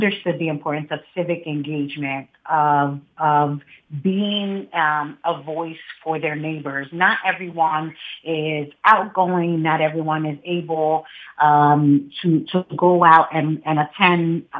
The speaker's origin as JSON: {"language": "English", "town": "Philadelphia", "region": "Pennsylvania", "country": "United States", "tie": "born or raised there", "said": "My roots are from right here. I'm born and raised in Philadelphia. Most of my childhood was spent in the Huntington Park community."}